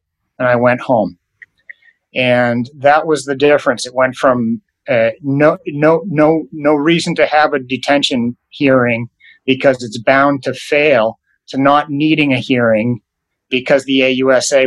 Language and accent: English; Portland, Maine, United States; moved away; I'm from Portland, Maine originally, so I'm a Northeast guy too